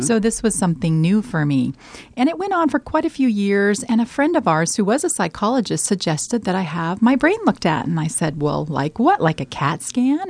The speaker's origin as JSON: {"language": "English", "region": "Colorado", "country": "United States", "tie": "born or raised there", "moved": "as an adult", "lives_now": "Omaha, United States", "said": "I am from Colorado. I'm actually a Colorado native"}